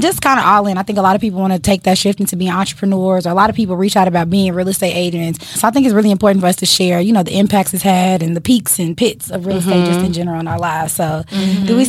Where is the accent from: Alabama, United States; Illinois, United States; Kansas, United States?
Illinois, United States; Chicago; I'm from Chicago. It's in me. It's on me. It's the reason I am the way I am.